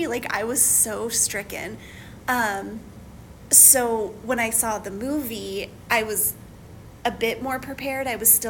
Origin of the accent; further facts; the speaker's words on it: Santa Fe and Albuquerque, New Mexico, United States; I'm from New Mexico. So I grew up in Santa Fe and Albuquerque, and I've been to Pecos many times.